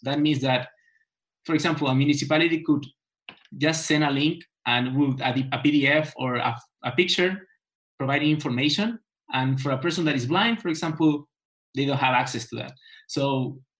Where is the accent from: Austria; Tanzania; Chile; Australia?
Chile; I'm from Chile